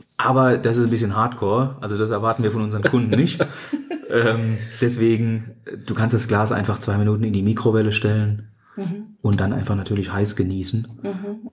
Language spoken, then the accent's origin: German; Odenwald, Hesse, Germany; also born or lived in Australia; Ich bin, wie gesagt, ja im Odenwald aufgewachsen